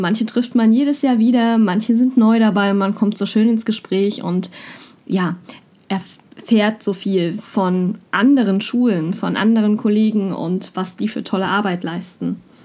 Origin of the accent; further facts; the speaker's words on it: Mecklenburg-Vorpommern, Germany; komme ich aus Mecklenburg-Vorpommern